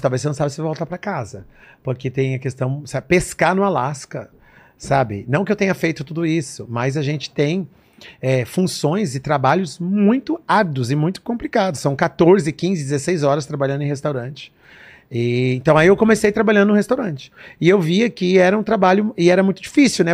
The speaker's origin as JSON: {"language": "Portuguese", "region": "São Paulo", "country": "Brazil", "tie": "born or raised there", "also_born_or_lived": "New Jersey", "moved": "as an adult", "said": "eu nasci no Brasil, assim aqui em São Paulo"}